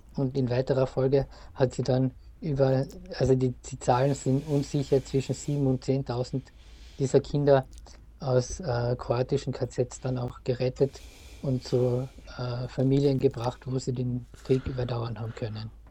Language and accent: German; Wolfsberg, Carinthia, Austria; Wolfsberg, wo ich aufgewachsen bin, in Kärnten